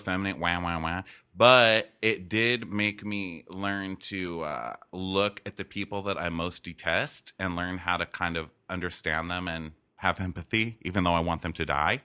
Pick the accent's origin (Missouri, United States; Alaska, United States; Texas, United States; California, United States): Texas, United States; El Paso; moved away; growing up in El Paso